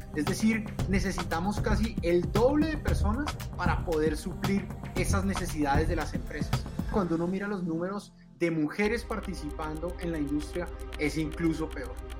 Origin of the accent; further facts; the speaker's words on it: Colombia; como colombiano